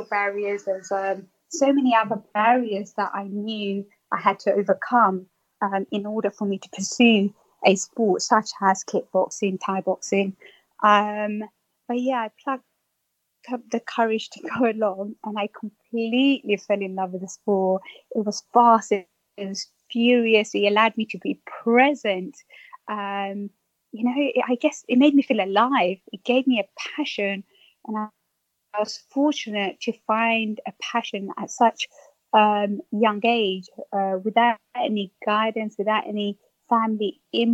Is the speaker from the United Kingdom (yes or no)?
yes; London, United Kingdom; I was born in England, East London. And I was quite a shy and timid young girl growing up in the heart of East London.